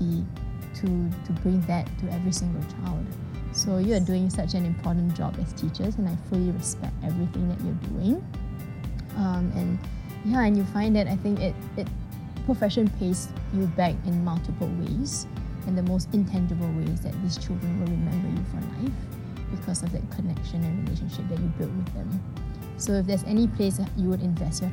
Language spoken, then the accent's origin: English; Singapore; I'm from Singapore